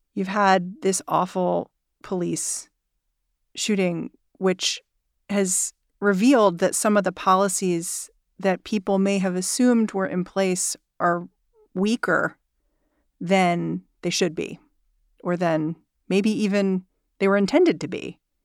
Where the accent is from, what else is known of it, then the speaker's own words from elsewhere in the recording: New York, United States; as a New Yorker